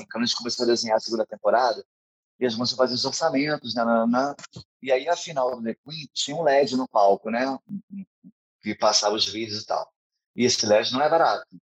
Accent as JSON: {"language": "Portuguese", "town": "São Gonçalo", "region": "Rio de Janeiro", "country": "Brazil", "said": "eu sou de São Gonçalo"}